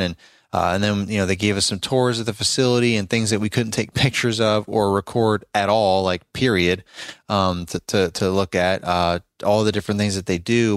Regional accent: Richmond, Virginia, United States; my hometown over in richmond virginia area

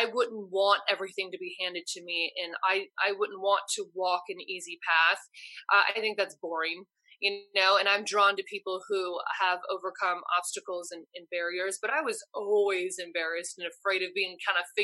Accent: Los Angeles, California, United States; I was from Los Angeles

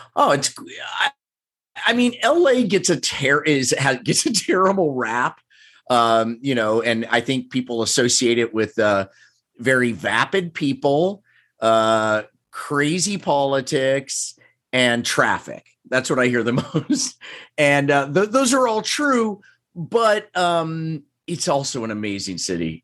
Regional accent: Overland Park, Kansas, United States; moved away as an adult; also born or lived in Evanston, Illinois / Chicago, Illinois; now in Los Angeles, United States; I grew up in Kansas, grew up in Overland Park, Kansas, which is a suburb of Kansas City

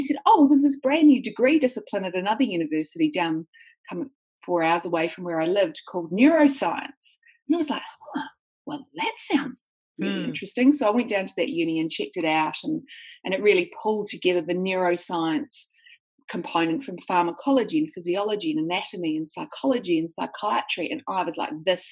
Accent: New Zealand; now in Sydney, Australia; Well, I live in Sydney, Australia, but I'm actually a New Zealander. So I grew up in New Zealand

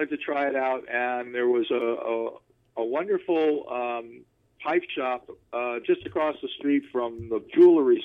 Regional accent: Los Angeles, California, United States; also born or lived in Burbank, California; I'm a California boy. I'm a Valley boy. So I grew up in the West Valley, born in Tarzana, pretty much spent most of my life in the West Valley, and now live in Burbank

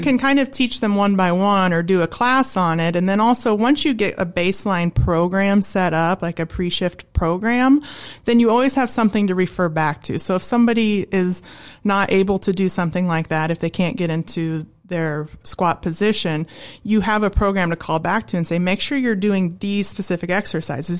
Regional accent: Holdrege, Nebraska, United States; moved away as an adult; I'm from Holdridge, Nebraska

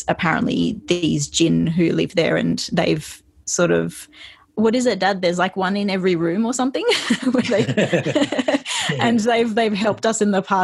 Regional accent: Indonesia; moved away as an adult; also born or lived in Australia; So most of my growing up of like being actually aware of my surroundings and learning things, I think, was mostly in Indonesia, because that was from around 8 to 18, and then moved to Australia for university

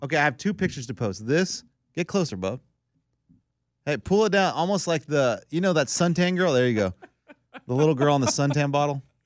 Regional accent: Texas, United States; I'm from Texas

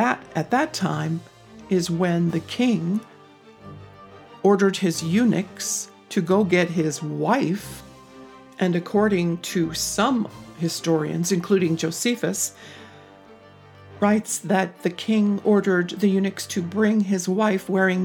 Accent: United States; as an American woman

